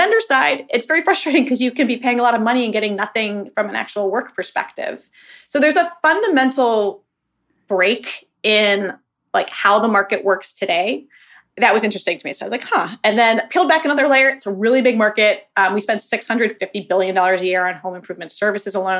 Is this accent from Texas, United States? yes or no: no; Boston, Massachusetts, United States; moved away as an adult; also born or lived in Washington, District of Columbia, United States / overseas; now in Birmingham, United States; I'm originally from the Boston area and had lived in DC around the times I was living abroad